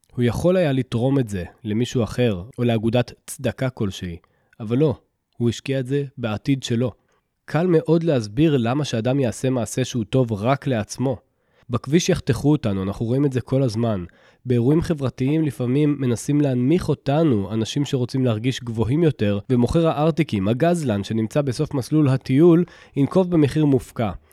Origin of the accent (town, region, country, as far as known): Israel